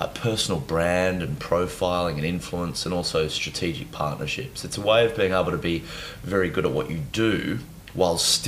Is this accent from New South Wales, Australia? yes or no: yes; Nowra, New South Wales, Australia; So I was born in New South Wales, a little town called Nowra